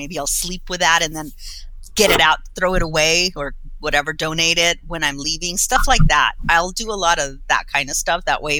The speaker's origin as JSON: {"language": "English", "country": "Colombia", "tie": "born or raised there", "moved": "yes", "lives_now": "United States", "said": "I'm from Colombia. What's that going to mean when, you know, they see my passport that I'm American passport, but born over there."}